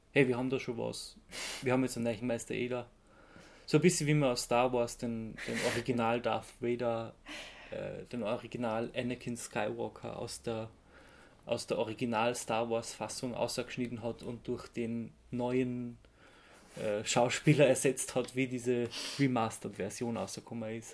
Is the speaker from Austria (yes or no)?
yes; Austria; als Österreicher